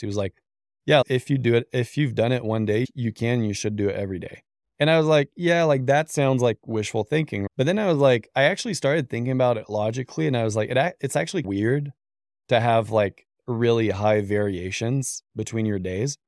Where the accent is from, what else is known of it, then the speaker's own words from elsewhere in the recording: Canada; moved away as an adult; now in United States; I'm Canadian originally